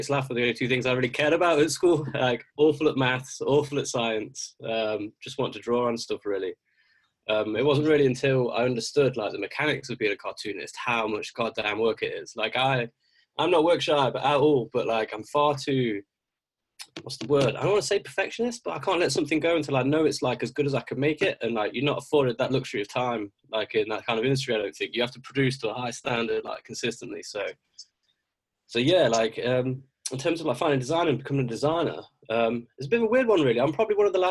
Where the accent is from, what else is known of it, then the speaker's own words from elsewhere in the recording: Derbyshire / Nottinghamshire, East Midlands, United Kingdom; also born or lived in Castle Donington, Derbyshire; I grew up in Nottinghamshire, well, in Derbyshire, a little town called Castle Donington first, then I moved over a little bit into Nottinghamshire